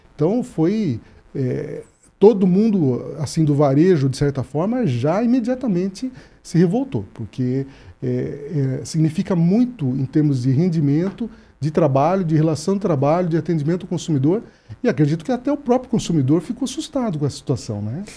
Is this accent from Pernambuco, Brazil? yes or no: no; São Paulo, Brazil; now in Paraná, Brazil; eu que sou do estado de São Paulo